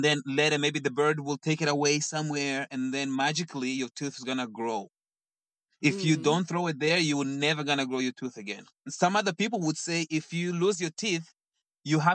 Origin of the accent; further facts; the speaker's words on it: Mozambique; English is a second language; moved away as an adult; now in Toronto, Canada; So, I was born in Mozambique, born and raised in Mozambique.